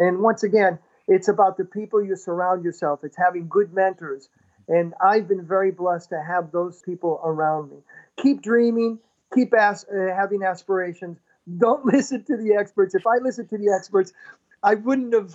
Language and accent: English; Hartford, Connecticut, United States; I was born in Hartford, Connecticut, and we had a park called Colts Park. My dad would take me down there